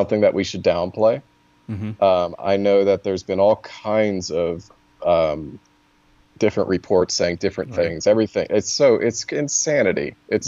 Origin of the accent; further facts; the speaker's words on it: Virginia, United States; I'm from Virginia